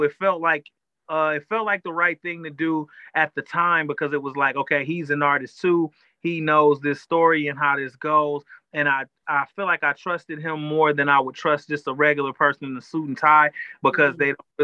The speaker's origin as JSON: {"language": "English", "town": "Flint", "region": "Michigan", "country": "United States", "tie": "born or raised there", "also_born_or_lived": "Winter Park, Florida", "moved": "as an adult", "said": "growing up in Flint, Michigan"}